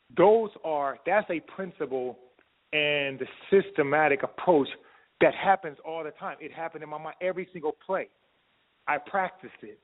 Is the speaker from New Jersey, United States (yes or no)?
yes; Camden, New Jersey, United States; growing up in Camden, New Jersey